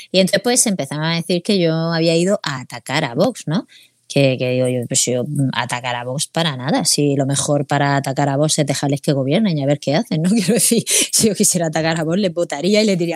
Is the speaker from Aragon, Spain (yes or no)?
no; Region of Murcia, Spain; que somos de Murcia, ¿no?